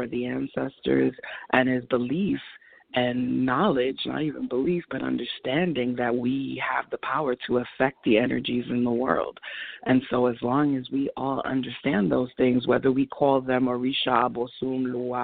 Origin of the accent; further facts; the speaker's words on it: New York, United States; my hometown